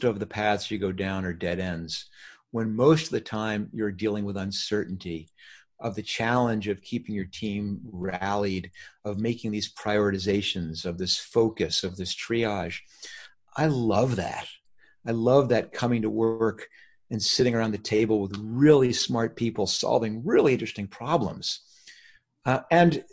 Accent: New York, United States; now in California, United States; I grew up in New York

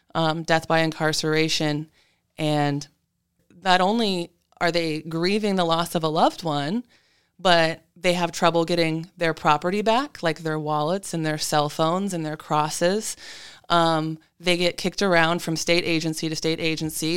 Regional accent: Alaska, United States; I'm a lifelong Alaskan. I've had the honor of growing up on Danina lands.

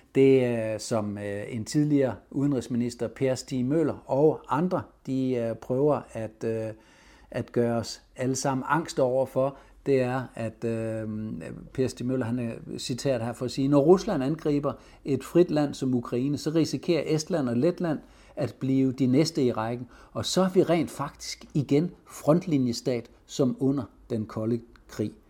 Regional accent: Denmark; vi er mange danskere

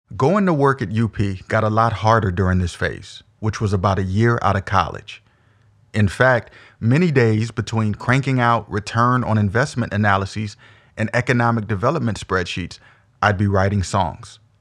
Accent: Omaha, Nebraska, United States; I was also born and raised in Omaha, the O, as we affectionately call it, was all that I knew up to that point

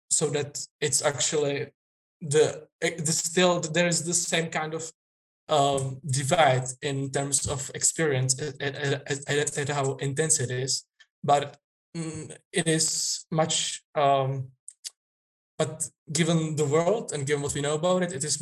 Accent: Czechia; I'm from Czech Republic. It's in the heart of Europe.

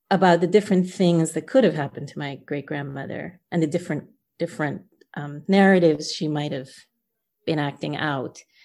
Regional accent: New Jersey, United States; also born or lived in Guyana; New Jersey, came here when I was six, and, um, grew up, uh, surrounded by aunts and uncles and cousins

